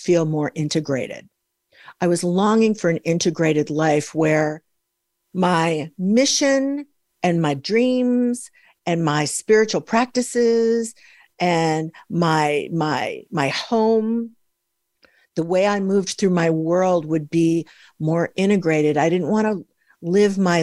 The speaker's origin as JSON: {"language": "English", "region": "Midwest", "country": "United States", "said": "I'm from the Midwest"}